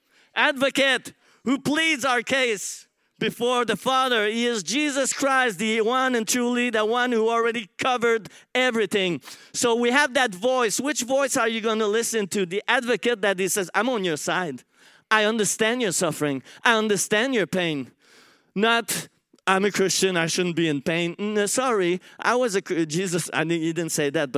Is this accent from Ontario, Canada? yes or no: no; Montreal, Quebec, Canada; English is a second language; moved away as an adult; now in Australia; I come from Montreal